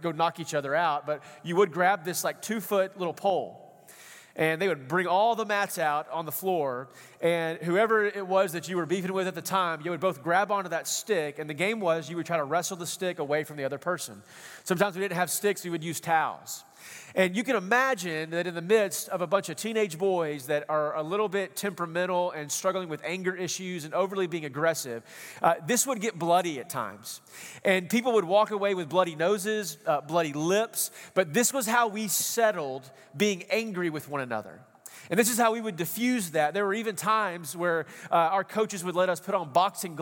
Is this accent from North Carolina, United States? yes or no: no; East Texas, United States; when I grew up out in East Texas, we're kind of country boys out there